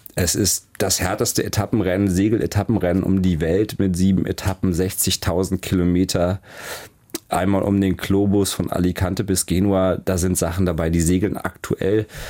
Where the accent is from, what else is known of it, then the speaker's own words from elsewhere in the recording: Heidelberg, Baden-Württemberg, Germany; moved away; also born or lived in Hamburg; Ich bin in Heidelberg geboren und auch aufgewachsen oder bei Heidelberg.